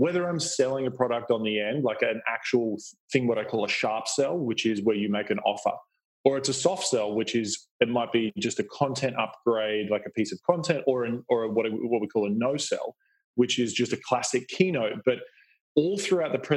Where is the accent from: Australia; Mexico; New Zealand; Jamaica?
Australia; You can probably hear my accent. I grew up in Australia